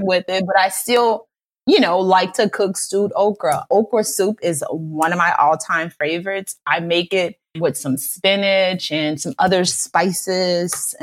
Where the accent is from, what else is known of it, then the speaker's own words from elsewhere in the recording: New Orleans, Louisiana, United States; I'm from New Orleans